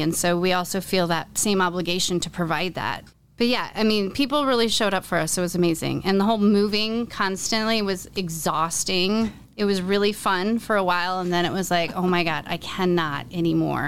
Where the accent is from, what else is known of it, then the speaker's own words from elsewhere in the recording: Iowa City, Iowa, United States; moved away as an adult; also born or lived in New York City; I was born and raised in Iowa City, but I moved to New York City to go to college